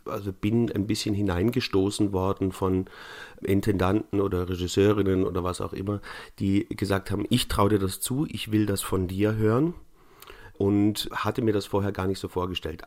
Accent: Neu-Ulm, Bavaria, Germany; also born or lived in Munich; Meine Kindheit habe ich in Bayern verbracht. Zwar im schwäbischen Teil Bayerns, aber in Neu-Ulm bin ich zehn Jahre in die Schule gegangen

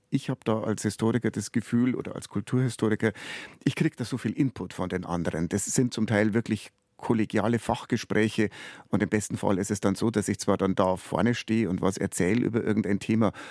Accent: Bavaria, Germany; ich bin auf dem Land aufgewachsen und ich glaube, ich bin in einem sehr in einem sehr bayerischen Umfeld aufgewachsen. Ich bin auf dem Dorf aufgewachsen.

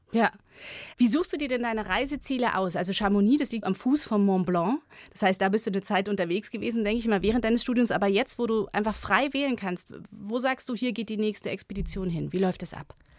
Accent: Munich, Bavaria, Germany; Ich, ich komme selber aus Bayern, ich bin Müncherin

